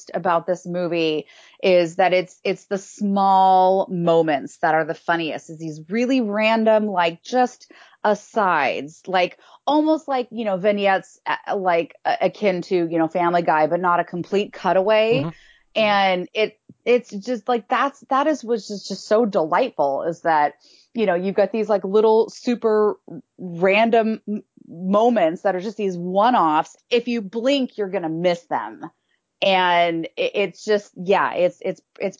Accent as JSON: {"language": "English", "town": "Seattle", "region": "Washington", "country": "United States", "tie": "born or raised there", "also_born_or_lived": "New York", "said": "I grew up in Seattle, you know, ended up moving to New York for a while, then moved back home"}